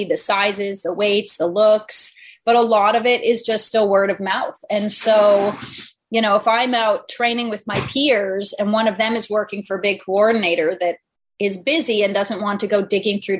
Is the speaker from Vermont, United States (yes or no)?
yes; Vermont, United States; moved away; I was raised in Vermont.